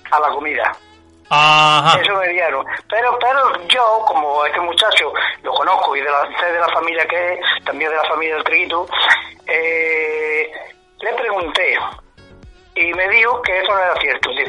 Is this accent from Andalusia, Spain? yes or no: yes; Fuentes de Andalucía, Andalusia, Spain; moved away; yo soy fontaneo también.